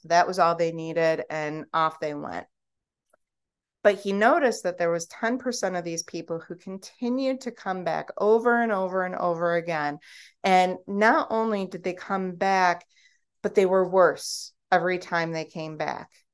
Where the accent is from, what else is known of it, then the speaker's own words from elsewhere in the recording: United States; I'm American